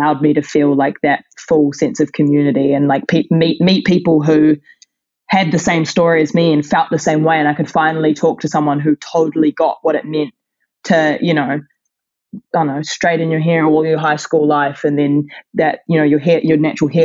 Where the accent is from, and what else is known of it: New Zealand